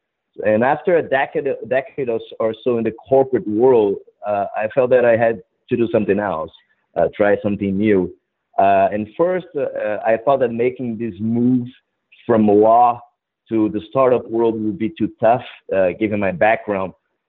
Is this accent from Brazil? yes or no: yes; Brazil; moved away as an adult; also born or lived in Madrid / Philadelphia; now in New York, United States; I grew up in Brazil, actually.